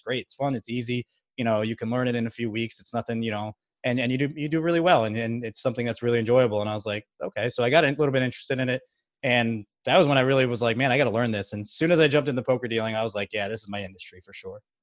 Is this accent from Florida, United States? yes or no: yes; Margate, Florida, United States; moved away as an adult; also born or lived in Baltimore, Maryland; now in Texas, United States; I'm actually originally from South Florida. I've lived in, uh, Margate, Florida